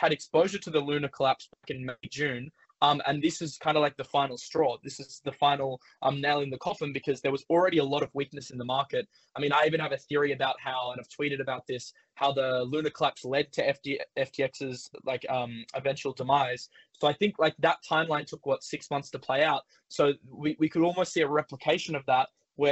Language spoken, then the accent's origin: English; Australia; as an Australian